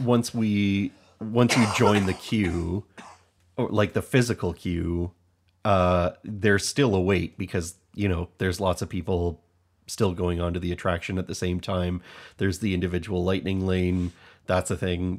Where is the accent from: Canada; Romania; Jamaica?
Canada; Hamilton, Ontario; We're from Hamilton, Ontario